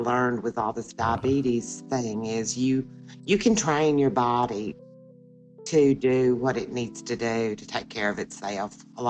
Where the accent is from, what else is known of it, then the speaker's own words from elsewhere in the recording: the South, United States; And I say I'm from the South.